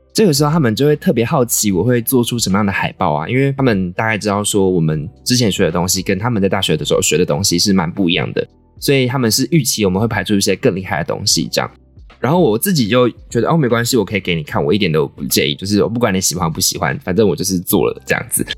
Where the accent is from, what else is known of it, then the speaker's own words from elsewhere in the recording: Taiwan; accent: Taiwanese accent; 我就是一个从小在台湾长大，看各种台湾娱乐节目，充满着浓浓台湾腔的台湾人